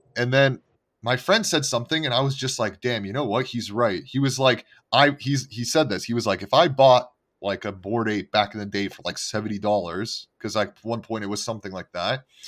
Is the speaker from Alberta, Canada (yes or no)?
no; Montreal, Quebec, Canada; moved away; I'm originally from Canada